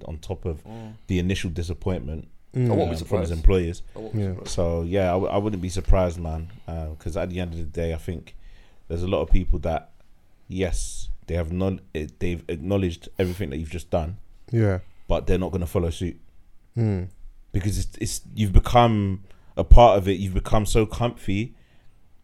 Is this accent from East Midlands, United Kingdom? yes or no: no; London, United Kingdom; I'm not pro Brum. I'm like typical Londoner